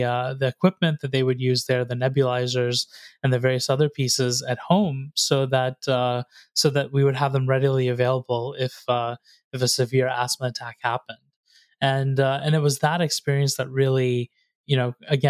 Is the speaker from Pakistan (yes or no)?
no; North Carolina, United States; I grew up there in North Carolina